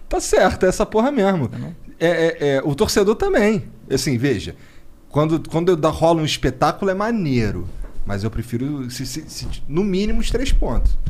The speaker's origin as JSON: {"language": "Portuguese", "region": "Rio de Janeiro", "country": "Brazil", "moved": "yes", "said": "Daí todo mundo sabe que eu sou carioca."}